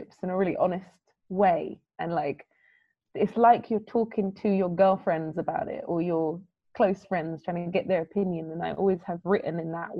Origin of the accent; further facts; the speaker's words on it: London, United Kingdom; as a young girl, basically growing up in London